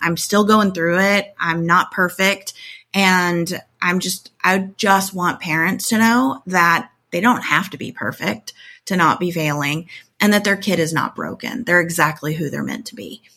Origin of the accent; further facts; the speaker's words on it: Tornado Alley, United States; I grew up in Tornado Alley. I live back in Tornado Alley again